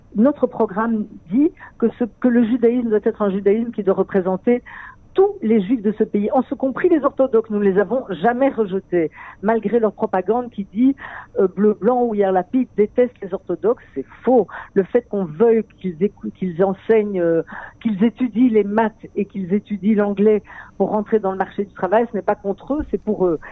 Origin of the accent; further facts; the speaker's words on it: Belgium; now in Israel; je viens de Belgique